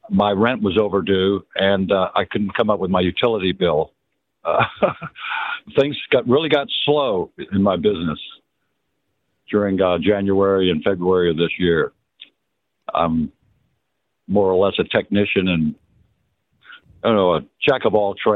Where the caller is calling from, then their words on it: Dallas, Texas, United States; I'm in Dallas.